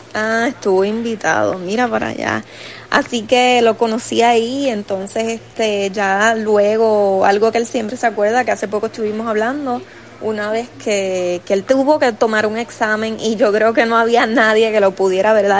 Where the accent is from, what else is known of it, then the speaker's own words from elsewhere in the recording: Puerto Rico; soy puertorriqueña